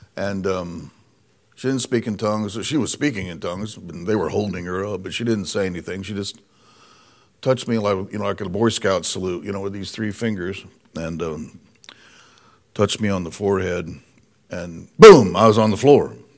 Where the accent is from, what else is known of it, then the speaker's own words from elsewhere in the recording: Indiana, United States; moved away; we're originally from Indiana